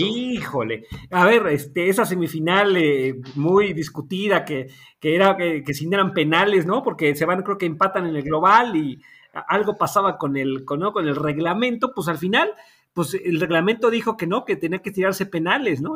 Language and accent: Spanish; Puebla, Mexico; moved away as an adult; also born or lived in Mexico City; regresé a la ciudad de Puebla